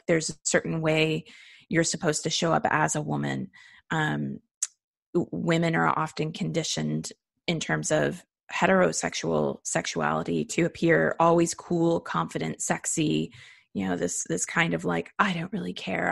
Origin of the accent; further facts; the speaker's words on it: United States; being an American